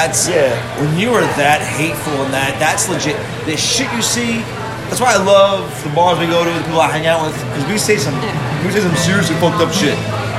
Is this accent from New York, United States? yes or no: yes; New York City, New York, United States; We're from New York City